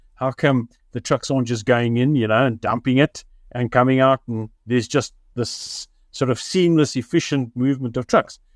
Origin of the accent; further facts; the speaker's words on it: Richards Bay, KwaZulu-Natal, South Africa; moved away; I grew up in Richards Bay many, many years ago